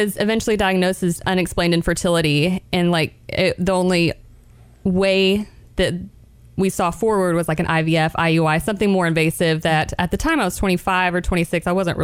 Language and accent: English; Chattanooga, Tennessee, United States; also born or lived in Birmingham, Alabama; I grew up in Chattanooga